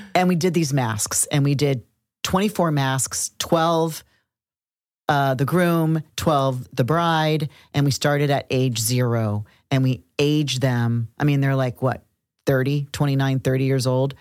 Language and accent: English; Cincinnati, Ohio, United States; moved away; In Cincinnati, Ohio, my hometown